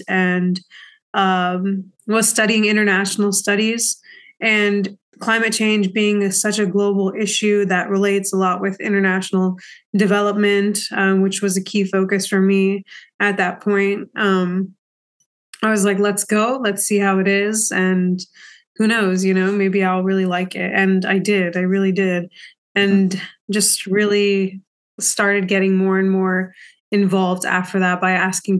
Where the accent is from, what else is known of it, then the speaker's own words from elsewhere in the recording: Bensalem, Pennsylvania, United States; also born or lived in India; I grew up in Bensalem, PA, but was born in India.